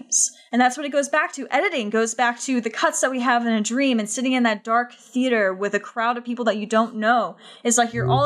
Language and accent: English; United States; especially as an American